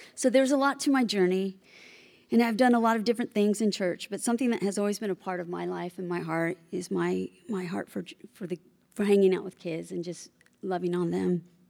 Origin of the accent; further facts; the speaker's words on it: Bay Area, California, United States; also born or lived in Oklahoma; I was born and raised in the Bay Area